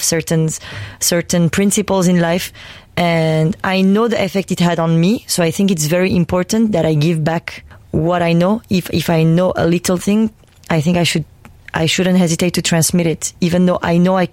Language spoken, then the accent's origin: English; Paris, Île-de-France, France; also born or lived in Armenia; I've grown with a lot of folk music, Armenian folk music, but also growing up in Paris